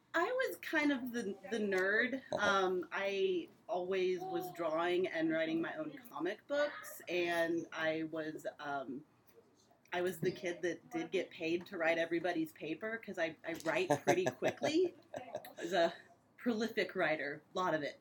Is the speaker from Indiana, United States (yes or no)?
yes; Indianapolis, Indiana, United States; I'm from Indy. I used to tour um, in a production right after college, so I was gone for a few years, and then I came back